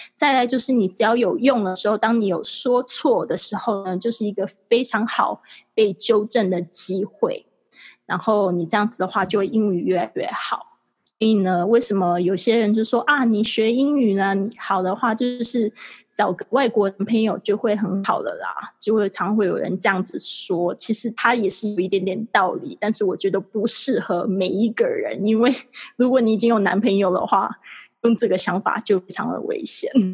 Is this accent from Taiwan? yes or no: yes; Kaohsiung, Taiwan; moved away as an adult; also born or lived in Shanghai; 我就是土生土长地在台湾高雄长大，那我就是学习的时候也是在高雄上补习班